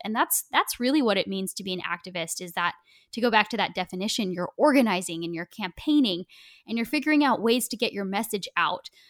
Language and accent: English; Portland, Oregon, United States; I grew up in Portland